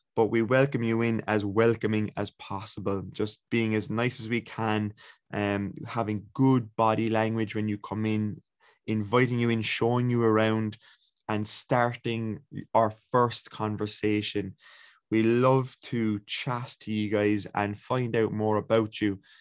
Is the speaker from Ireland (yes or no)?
yes; Ballincollig, Munster, Ireland; I'm from Ballincollig.